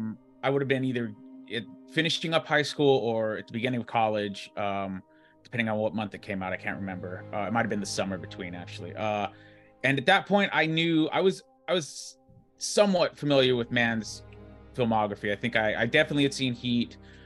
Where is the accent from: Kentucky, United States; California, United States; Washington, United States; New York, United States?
California, United States; Whittier; I'm from Whittier, mm-hmm. which is LA, but it's LA County.